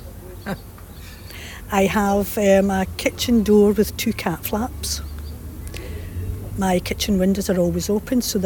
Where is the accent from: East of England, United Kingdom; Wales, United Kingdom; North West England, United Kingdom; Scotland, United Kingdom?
Scotland, United Kingdom; Paisley; moved away as an adult; also born or lived in Colchester, England; now in Northern Cyprus; I come from Paisley, born and bred in Paisley, west of Scotland